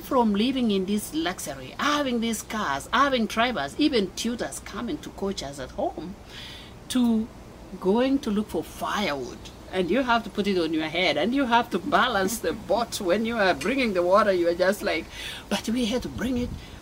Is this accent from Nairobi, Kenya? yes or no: no; Mombasa, Mombasa County, Kenya; moved away as an adult; also born or lived in Des Moines, United States / Loveland, Colorado, United States; now in Colorado, United States; I was born and raised in Mombasa. That's another amazing city in Kenya.